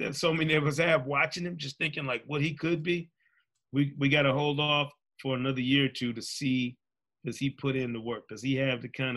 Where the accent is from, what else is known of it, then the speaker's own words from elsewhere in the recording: Grand Rapids, Michigan, United States; I'm from Grand Rapids, Michigan. Same hometown as Devin Booker